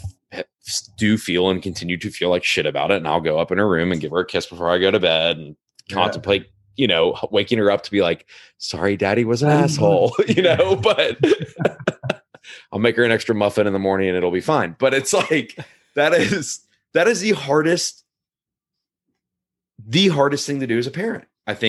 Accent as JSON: {"language": "English", "region": "Scotland", "country": "United Kingdom", "said": "I don't hold this against me as a Scottish guy"}